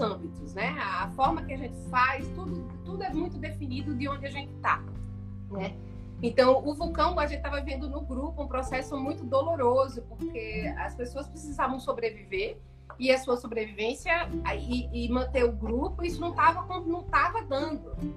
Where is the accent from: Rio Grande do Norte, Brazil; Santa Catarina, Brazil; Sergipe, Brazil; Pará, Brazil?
Sergipe, Brazil; accent: sergipano; eu fico aqui, eu sou daqui, eu quero isso aqui, eu eu, eu, eu sabe, eu amo a minha terra